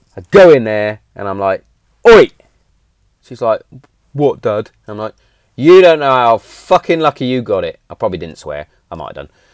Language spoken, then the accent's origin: English; Hereford, West Midlands, United Kingdom; Hereford's in England, and I was born in England. I'm English